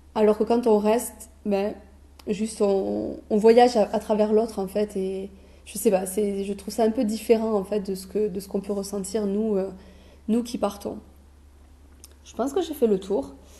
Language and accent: French; France; on est français